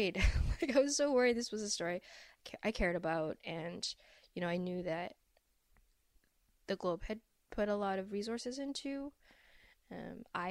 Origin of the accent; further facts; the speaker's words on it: Vancouver, British Columbia, Canada; I grew up in Vancouver